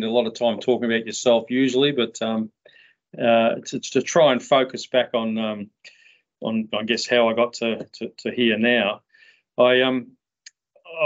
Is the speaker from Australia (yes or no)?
yes; Melbourne, Victoria, Australia; I was born in Middle Park in Melbourne